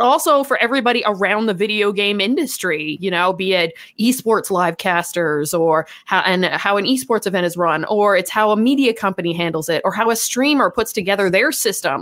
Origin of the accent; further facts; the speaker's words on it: Canada; we are Canadian.